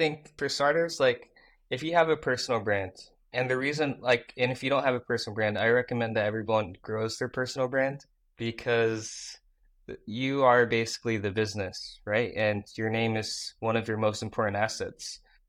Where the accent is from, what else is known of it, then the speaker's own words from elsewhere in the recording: Iowa, United States; also born or lived in Busan, South Korea; I grew up in Busan, South Korea, and I was adopted, and I grew up in this place called Iowa, right? Middle of nowhere, from Iowa, you know, kid with a speech impediment, couldn't say the letter R